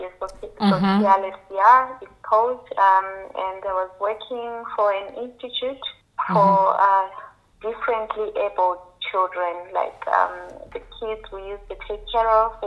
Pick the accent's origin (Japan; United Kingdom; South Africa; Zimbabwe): Zimbabwe; moved away as an adult; also born or lived in Austria / Switzerland; now in Germany; I was born and raised in Zimbabwe. Yeah, I came to Germany in 2007 when I was 19